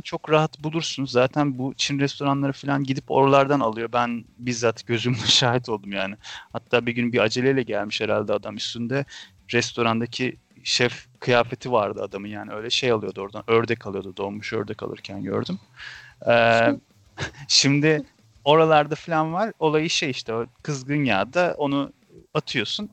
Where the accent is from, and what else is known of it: Ankara, Turkey